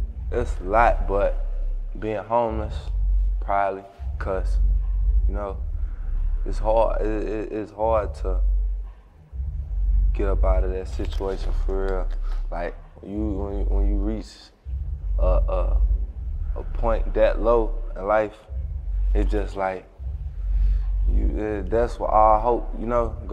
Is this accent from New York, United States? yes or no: no; St. Louis, Missouri, United States; born or raised there